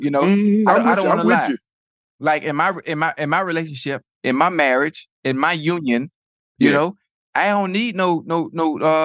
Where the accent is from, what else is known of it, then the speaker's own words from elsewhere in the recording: Dade County, Florida, United States; I'm from Dade County